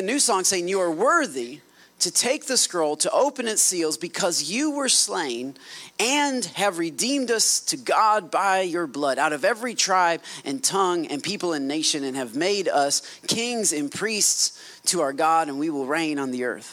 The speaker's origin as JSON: {"language": "English", "region": "Michigan", "country": "United States", "moved": "yes", "said": "I'm from Michigan"}